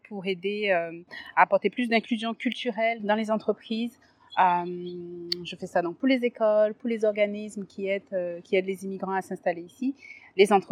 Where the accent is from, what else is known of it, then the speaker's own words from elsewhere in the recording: Guadeloupe; also born or lived in France; now in Canada; Je suis née en Guadeloupe, c'est une toute petite île. Ouais. Puis après, j'étais en France.